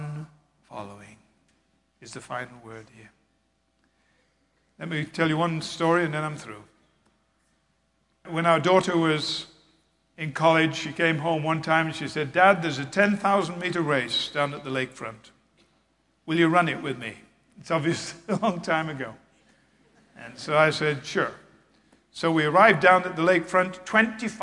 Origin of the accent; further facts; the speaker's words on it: England, United Kingdom; I was raised in England